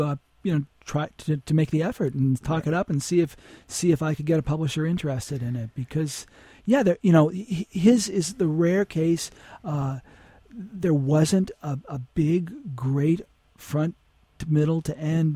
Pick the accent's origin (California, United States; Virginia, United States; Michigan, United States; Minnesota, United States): Michigan, United States; Detroit; now in Los Angeles, United States; I grew up in Detroit.